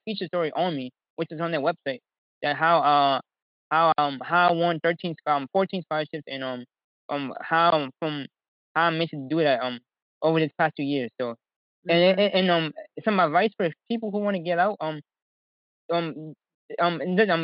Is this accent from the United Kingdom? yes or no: no; New York City, New York, United States; growing up in Harlem